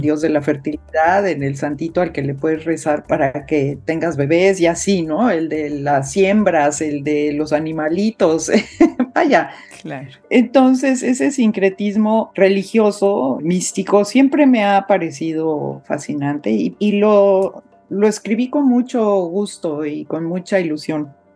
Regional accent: Mexico; first language Spanish; moved away; es mi, tierra natal, es mi idioma materno, es, tengo el corazón en México

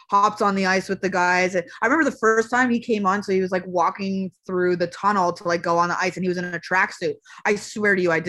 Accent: Montreal, Quebec, Canada; moved away as an adult; now in United States; I can say that because that is my hometown and my yeah. home province

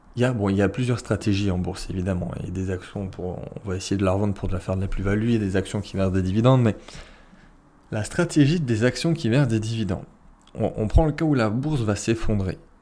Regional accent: France; nous on est français, on est européen

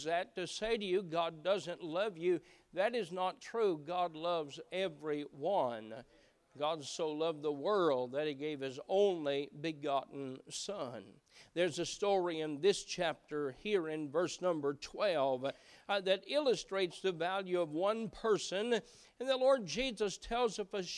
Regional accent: Appalachia, United States; moved away; growing up in Appalachia was that we knew most everyone around

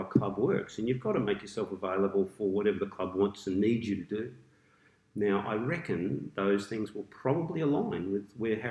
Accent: Melbourne, Victoria, Australia; moved away as an adult; also born or lived in New Zealand; now in Queensland, Australia; I'm a Melbourne boy. I went through a grammar school down in the eastern suburbs.

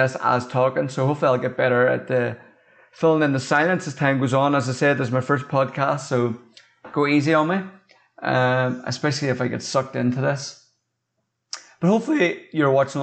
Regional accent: Northern Ireland, United Kingdom; I'm not from America. I'm from Northern Ireland

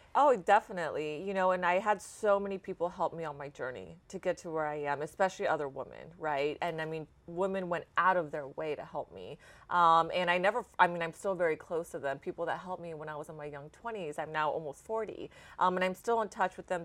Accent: Dallas, Texas, United States; also born or lived in Austin, United States; now in Houston, United States; I grew up in Dallas

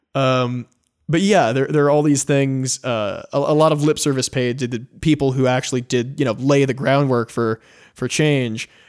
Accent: United States; I'm an American

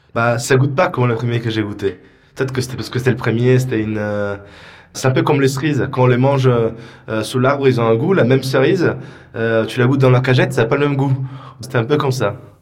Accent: Isola della Scala, Veneto, Italy; now in Paris, France; je viens d'une région euh, qui est la Vénitie, donc c'est la région de Venise, dans un petit village qui s'appelle Isola della Scala

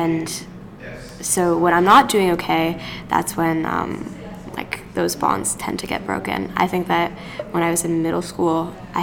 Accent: Canada; I'm a Canadian. I love this country

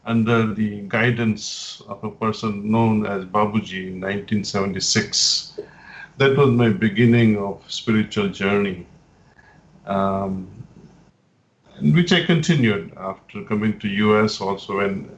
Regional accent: India; moved away as an adult; also born or lived in New York, United States / California, United States; I was born in India

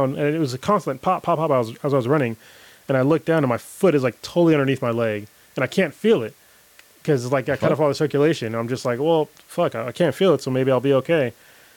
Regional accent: United States; I'm an American

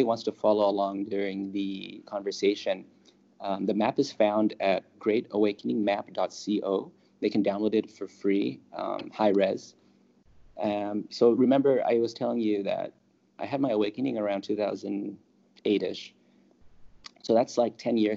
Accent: California, United States; moved away as an adult; also born or lived in Los Angeles; now in Thailand

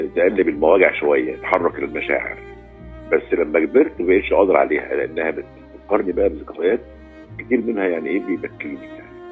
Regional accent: Alexandria, Alexandria Governorate, Egypt; احنا عندنا في اسكندريه

